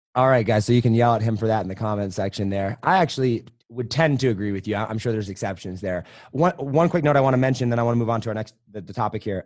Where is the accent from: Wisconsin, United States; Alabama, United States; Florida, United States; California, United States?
Wisconsin, United States; Madison; also born or lived in Colorado; now in Denver area, United States; I was born in Wisconsin